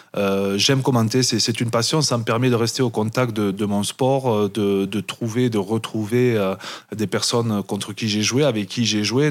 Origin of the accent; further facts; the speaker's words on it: Perpignan, Occitania, France; moved away as an adult; also born or lived in Biarritz; je suis né à Perpignan, je suis un enfant du pays catalan, j'ai toujours grandi là-bas